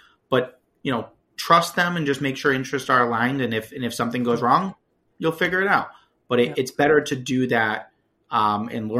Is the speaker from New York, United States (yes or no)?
no; Connecticut, United States; now in Lowell, United States; I grew up in Connecticut